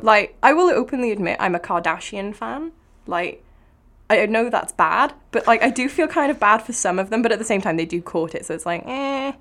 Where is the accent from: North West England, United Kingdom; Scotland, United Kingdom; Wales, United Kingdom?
Wales, United Kingdom; Cardiff; I am from Cardiff, in case my accent didn't give it away